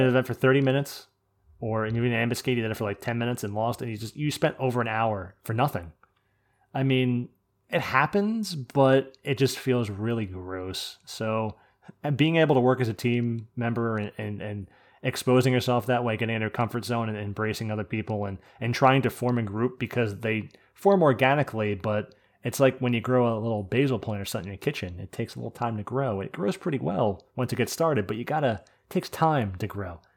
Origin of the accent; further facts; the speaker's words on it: New Jersey, United States; I'm from New Jersey